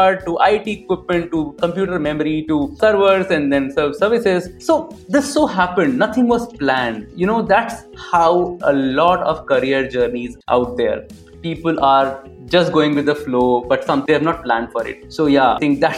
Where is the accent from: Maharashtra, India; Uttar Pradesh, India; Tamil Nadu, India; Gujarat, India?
Uttar Pradesh, India; Varanasi; moved away as an adult; also born or lived in Delhi; I'm from Varanasi